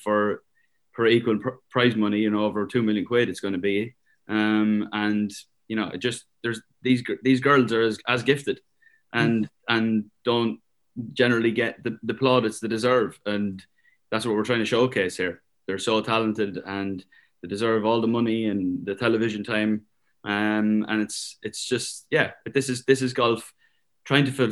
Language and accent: English; Ireland; Being Irish was a big part of it.